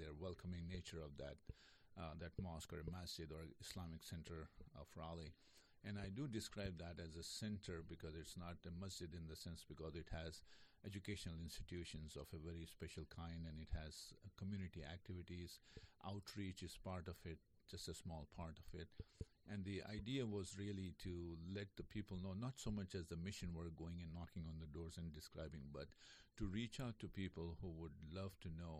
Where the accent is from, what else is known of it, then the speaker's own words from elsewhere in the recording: India; moved away as an adult; also born or lived in New Jersey; now in North Carolina, United States; Originally from India, yes.